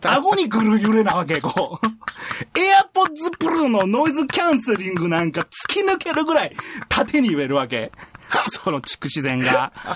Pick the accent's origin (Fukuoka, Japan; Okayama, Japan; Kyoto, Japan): Kyoto, Japan; area along the JR Nara Line; うちの地元